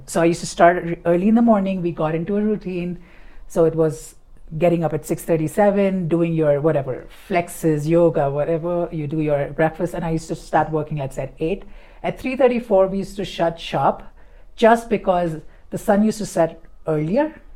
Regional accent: Mumbai, Maharashtra, India; moved away as an adult; I'm from Bombay

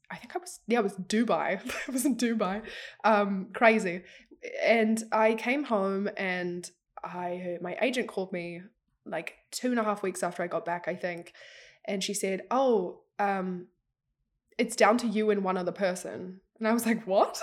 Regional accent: New Zealand; I'm an actress from New Zealand.

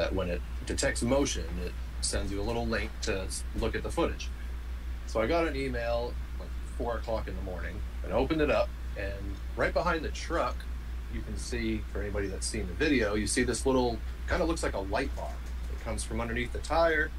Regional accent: Maine, United States; from Maine.

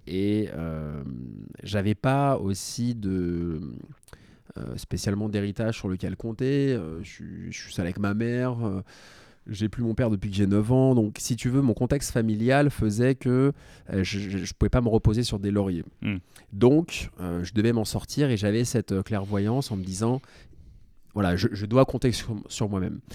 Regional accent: Paris, Île-de-France, France; Je suis né à Paris

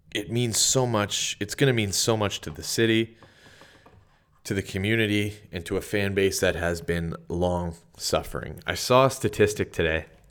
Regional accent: Sudbury, Ontario, Canada; moved away; I'm from Sudbury. My entire family lives there

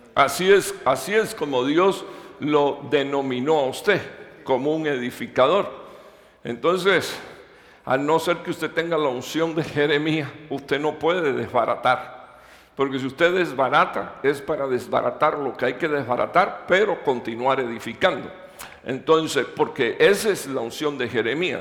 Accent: Cuba; moved away as an adult; now in Dallas, United States; yo soy de la primera iglesia Metecostal de Cuba, ahí fue donde yo nací, me crié.

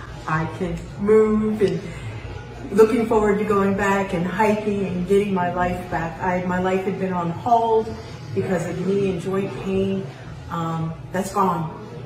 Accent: Alaska, United States; I'm Alaskan.

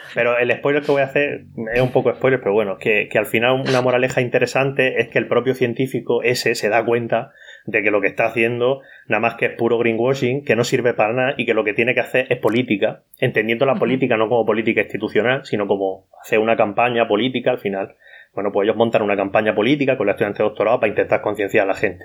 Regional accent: Cartagena, Region of Murcia, Spain; Yo soy de Cartagena, del sureste de la península ibérica, en la región de Murcia

